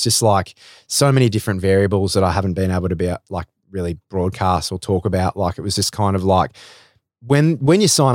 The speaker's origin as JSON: {"language": "English", "town": "Melbourne", "region": "Victoria", "country": "Australia", "said": "I'm from Melbourne"}